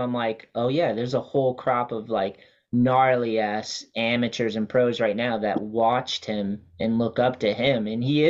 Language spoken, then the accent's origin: English; Wareham, Massachusetts, United States; Yeah, I grew up with him in Wareham and he was just like he was my best friend for sure.